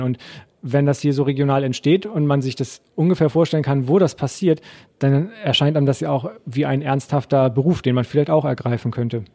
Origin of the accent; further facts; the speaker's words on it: Heide, Schleswig-Holstein, Germany; moved away; ich komme ursprünglich aus Heide